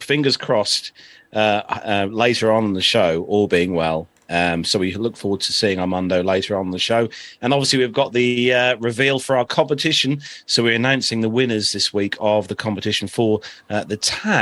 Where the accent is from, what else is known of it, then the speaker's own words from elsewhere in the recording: United Kingdom; we are British